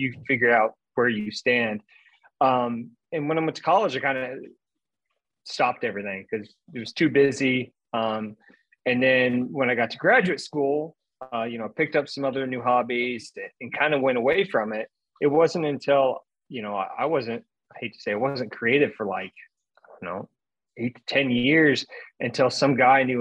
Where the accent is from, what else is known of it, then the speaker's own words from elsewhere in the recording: Central Illinois, United States; moved away as an adult; now in Louisville, United States; I grew up in Central Illinois, small farming community, small town